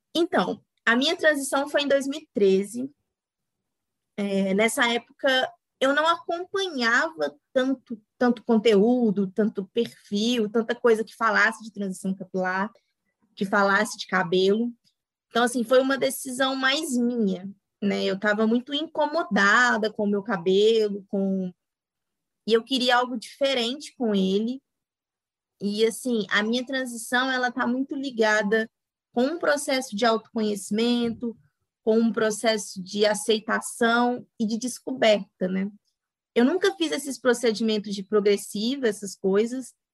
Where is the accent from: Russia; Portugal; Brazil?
Brazil; Itabirito, Minas Gerais; sou de uma cidade aqui do interior de Minas, Itabirito